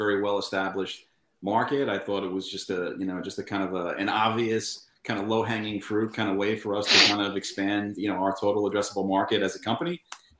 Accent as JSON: {"language": "English", "area": "Long Island", "region": "New York", "country": "United States", "said": "I'm from Long Island, actually."}